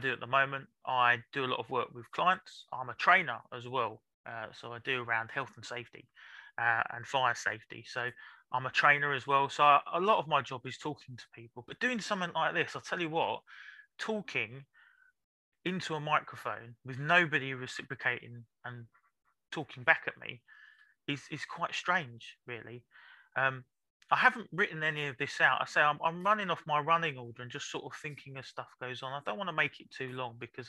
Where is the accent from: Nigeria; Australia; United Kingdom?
United Kingdom; London; I was born in South London in King's College Hospital